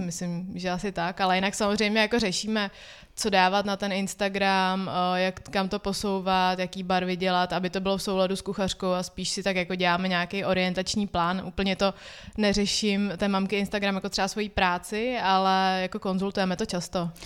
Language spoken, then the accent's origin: Czech; Czechia; also born or lived in Ukraine; jsem se narodila tady v České republice